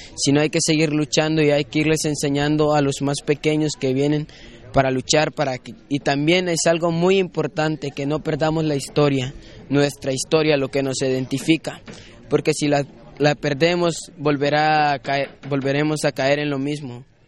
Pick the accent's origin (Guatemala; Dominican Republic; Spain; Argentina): Guatemala; vengo de la cooperativa No Horizonte de Guatemala. Es una comunidad de exguerrilleros